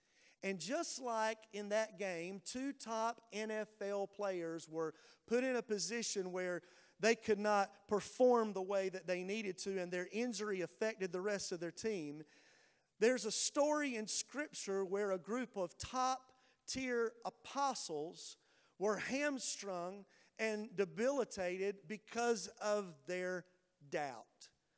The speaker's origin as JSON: {"language": "English", "region": "North Carolina", "country": "United States", "moved": "yes", "said": "And I'm originally from North Carolina"}